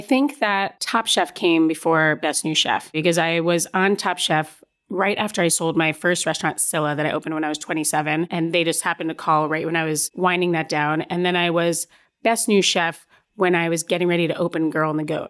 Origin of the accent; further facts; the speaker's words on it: Stamford, Connecticut, United States; also born or lived in Chicago, Illinois; born in Chicago but grew up in Stamford, Connecticut